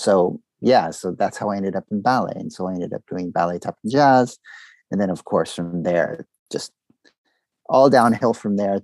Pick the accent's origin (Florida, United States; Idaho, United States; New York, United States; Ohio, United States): Florida, United States; moved away as an adult; also born or lived in Boston / Austin / Los Angeles; now in Montreal, Canada; I come from the States. Okay. So I grew up in Florida mainly, even though I wasn't born in Florida. But my youth was pretty much in Florida up until 21